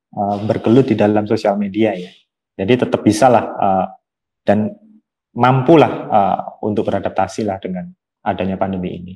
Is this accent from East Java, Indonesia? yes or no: yes; Kediri, East Java, Indonesia; Aku dari kota Kediri, Jawa Timur